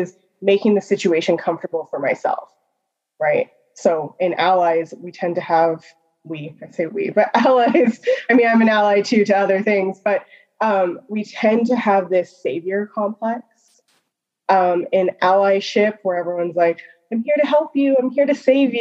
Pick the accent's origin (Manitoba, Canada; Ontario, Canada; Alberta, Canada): Alberta, Canada; Calgary; now in Edmonton, Canada; I live in Edmonton. I'm originally from Calgary.